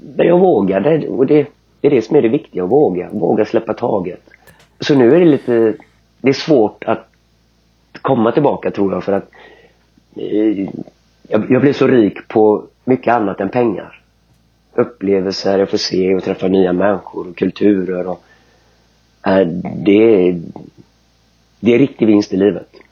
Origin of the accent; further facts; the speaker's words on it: Kungälv, Västra Götaland, Sweden; Killen kommer mm. ifrån Göteborg i västra, äh, norr om Göteborg i Kungälv. Där jag växte upp.